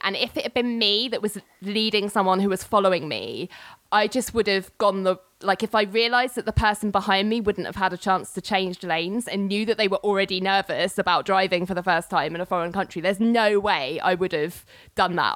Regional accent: London, United Kingdom; also born or lived in New York; as you can probably tell by my accent, I'm from the UK, London to be precise.

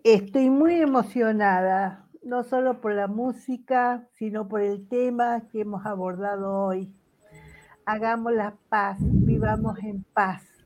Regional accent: Argentina; como argentina

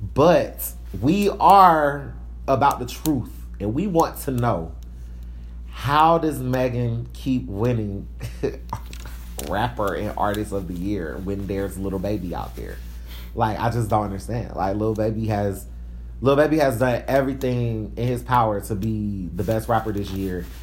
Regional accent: Atlanta, Georgia, United States; I'm from East Atlanta Zone 6

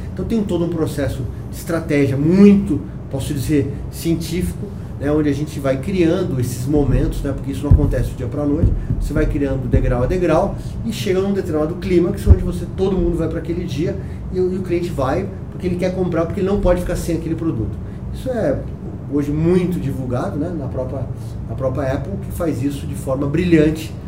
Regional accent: São Paulo, Brazil; eu sou paulistano

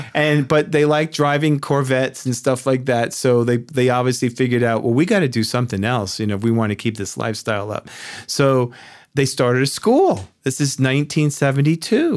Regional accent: Yonkers, New York, United States; New Yorker. uh, born and raised in Yonkers, New York

